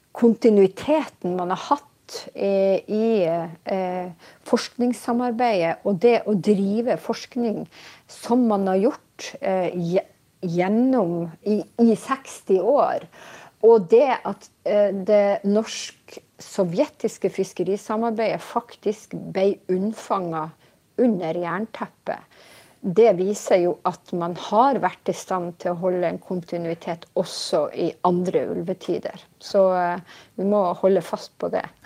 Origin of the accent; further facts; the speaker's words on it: Steigen, Nordland, Norway; da jeg vokste opp i Steigen i Nord-Norge